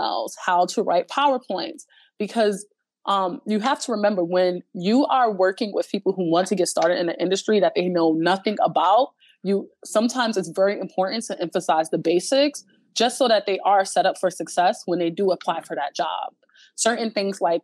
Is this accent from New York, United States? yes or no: yes; New York City, New York, United States; I grew up in the Bronx